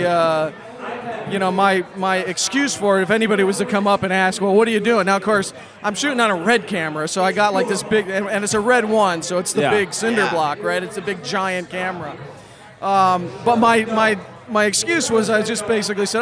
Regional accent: Chicago, Illinois, United States; now in Los Angeles, United States; I'm originally from Chicago, but I've been in L.A. for over a decade now.

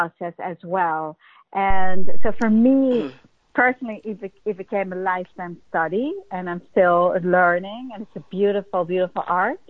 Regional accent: Netherlands; moved away as an adult; also born or lived in New York, United States; I came from Holland at 18 to be a dancer in New York

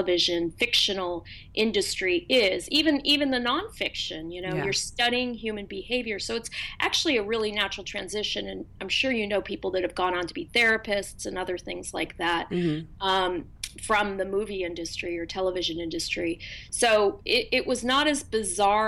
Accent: Berkeley, California, United States; I grew up in Berkeley.

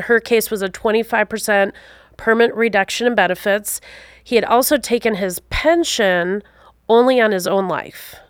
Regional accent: Wisconsin, United States; also born or lived in Alaska / upstate New York / Utah; I grew up in the beautiful state of Wisconsin.

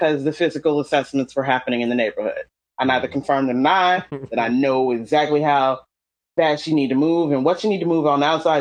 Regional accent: North Carolina, United States; I'm from North Carolina.

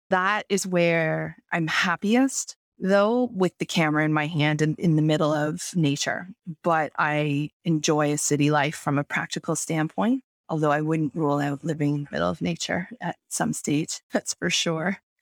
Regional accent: Toronto, Ontario, Canada; moved away as an adult; now in Kelowna, Canada; I moved from Toronto where I was born and raised and lived, like, the first thirty-seven or thirty-eight years of my life

